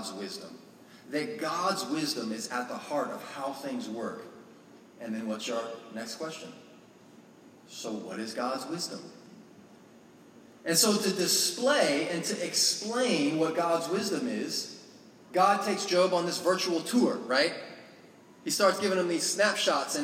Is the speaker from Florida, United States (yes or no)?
yes; Florida, United States; moved away; I grew up in Florida